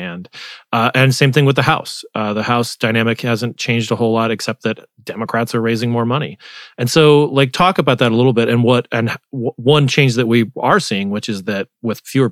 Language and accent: English; Arizona, United States; My home state